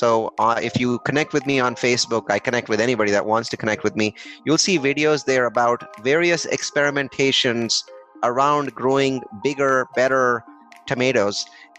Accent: India; English is a second language; now in United States; I think I am in a cricket nut. So I came from India. And most people don't in America don't know about this game called cricket.

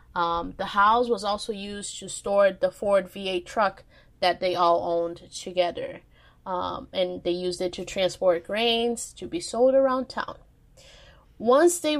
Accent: Minas Gerais, Brazil; my home state, Minas Gerais, aka Texas of Brazil.

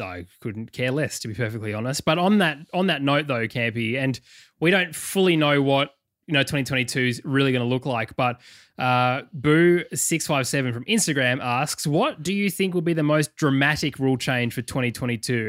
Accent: McLaren Vale, South Australia, Australia; also born or lived in Adelaide; now in Melbourne, Australia; I was born in McLaren Vale.

